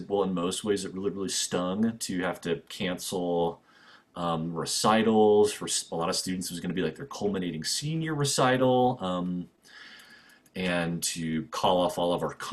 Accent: Denver, Colorado, United States; also born or lived in St. Louis, Missouri / Lawrence, Kansas; growing up mostly kind of the Denver area

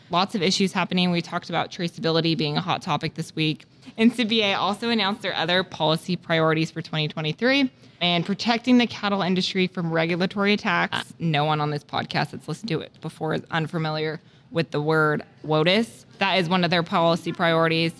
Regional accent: the West, United States; I grew up in the West

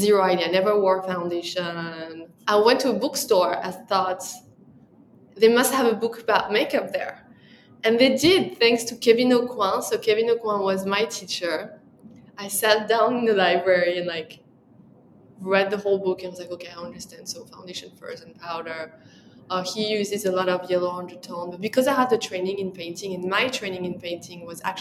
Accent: France; accent: French; English is a second language; moved away as an adult; now in New York, United States; when I arrived to New York, my French accent was so strong

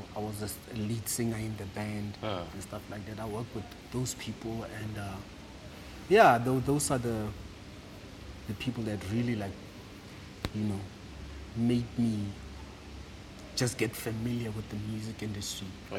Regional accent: Rustenburg, North West, South Africa; moved away; also born or lived in Mafula, Delareyville / Johannesburg / Klerksdorp; we moved to uh, Rustenburg

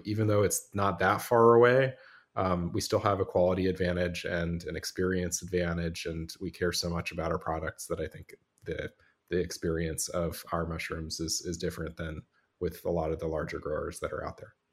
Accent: Los Angeles, California, United States; moved away as an adult; also born or lived in Vermont; I grew up in California, in Los Angeles

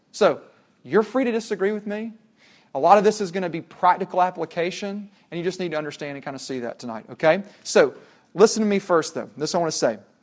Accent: Tennessee, United States; when we were growing up in Tennessee

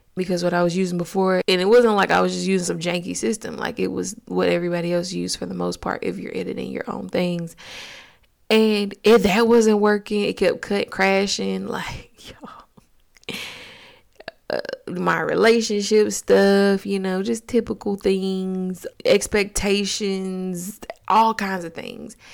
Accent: Augusta, Georgia, United States; I'm from Georgia, Augusta to be exact

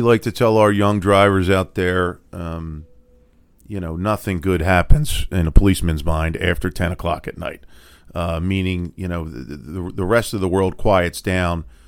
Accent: Philadelphia, Pennsylvania, United States; I am from Philadelphia, born and raised

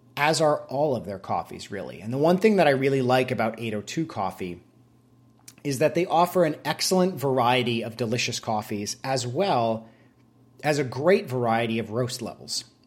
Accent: Vermont, United States; moved away; I went back to my home state of Vermont to visit some family and to go to my brother's wedding. I moved out of Vermont a good fifteen years ago or so

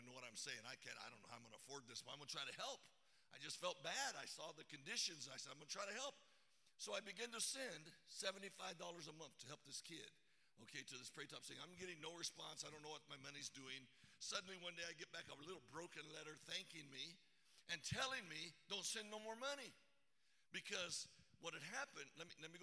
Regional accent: Arizona, United States; I'm from Arizona

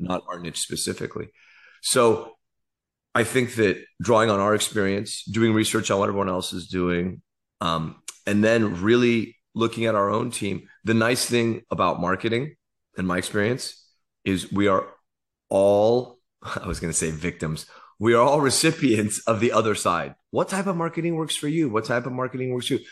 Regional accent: Silicon Valley, California, United States; I grew up in the Silicon Valley

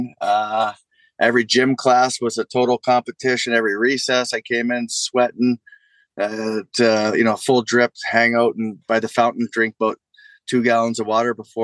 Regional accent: Toronto, Ontario, Canada; growing up in Toronto, Blue Jays fan back

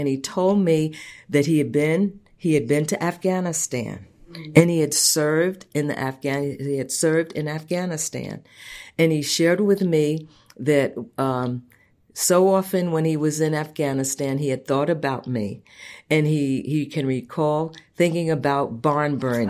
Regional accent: Long Island, New York, United States; I grew up out on Long Island

